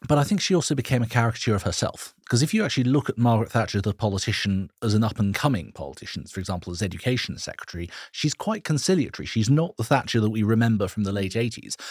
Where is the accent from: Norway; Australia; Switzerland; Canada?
Switzerland; now in United Kingdom; my home country of Switzerland.